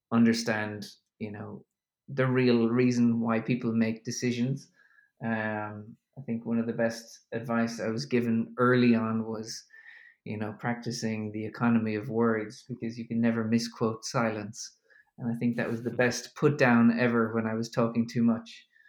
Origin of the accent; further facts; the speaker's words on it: Ireland; also born or lived in New York; now in Berlin, Germany; I'm an Irishman uh, living in Germany at the moment